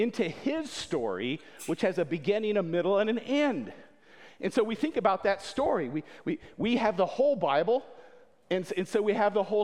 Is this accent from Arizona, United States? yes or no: no; Winona Lake, Indiana, United States; also born or lived in Berlin; my colleague and teammate, Mike Yoder, and I, we both grew up here in Winona Lake